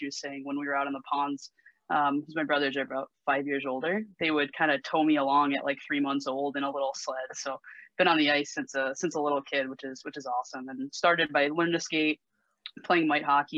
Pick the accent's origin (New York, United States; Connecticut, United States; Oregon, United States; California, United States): Connecticut, United States; Simsbury; I grew up in Simsbury, as you said. So I grew up right near Westminster School